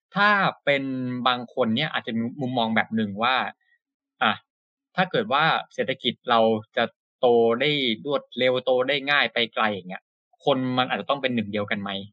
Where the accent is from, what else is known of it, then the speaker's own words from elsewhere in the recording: Thailand; ครับอย่างผมจริงๆ ก็เชื้อสายจีนนะพี่หนุ่งแต่ว่าบางทีผมก็จะลืมไปเหมือนกันว่าตัวเองมีเชื้อสายจีนก็จะคิดว่าตัวเองเป็นคนไทยนี่แหละ